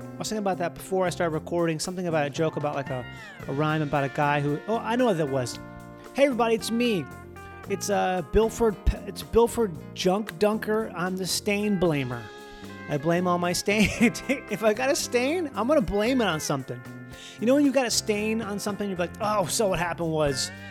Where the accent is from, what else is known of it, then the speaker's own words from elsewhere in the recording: Minnesota, United States; I'm from Minnesota